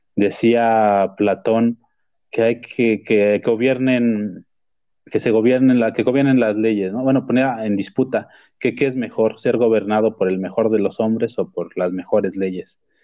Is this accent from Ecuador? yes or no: no; Mexico; como mexicano